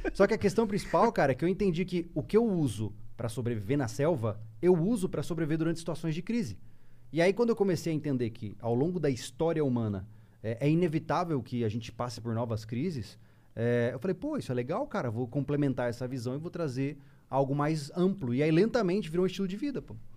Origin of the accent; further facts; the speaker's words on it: Campo Grande, Mato Grosso do Sul, Brazil; now in Florianópolis, Brazil; eu não sou de Floripa, sou de Mato Grosso do Sul, lá da região do Pantanal, né? Campo Grande.